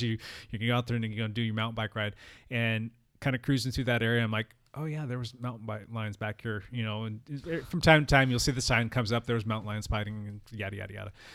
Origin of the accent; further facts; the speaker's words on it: San Diego County, California, United States; also born or lived in Orange County, California; I grew up in San Diego County for the first twenty years